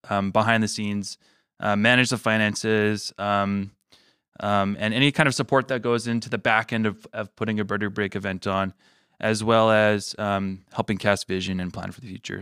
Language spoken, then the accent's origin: English; Manitoba, Canada; also born or lived in Regina, Saskatchewan; I was born there. And I, but I was raised here in Manitoba